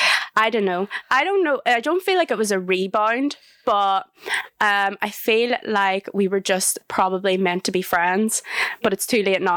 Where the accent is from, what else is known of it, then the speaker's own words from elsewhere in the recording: Northern Ireland, United Kingdom; now in Leeds, United Kingdom; I'm 25. I'm from Northern Ireland